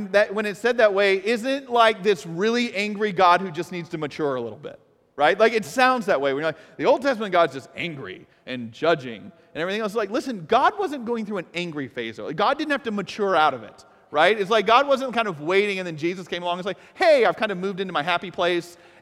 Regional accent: Atlanta, Georgia, United States; moved away; I am from Atlanta, Atlanta, Georgia

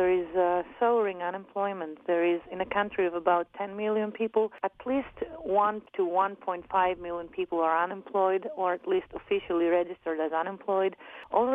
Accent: Athens, Attica, Greece; also born or lived in Amsterdam, Netherlands; I'm 29 years old and I come from Athens, Greece.

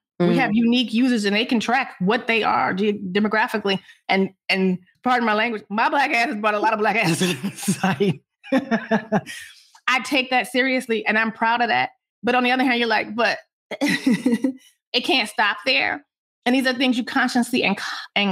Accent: Detroit, Michigan, United States; moved away; how I grew up in Detroit.

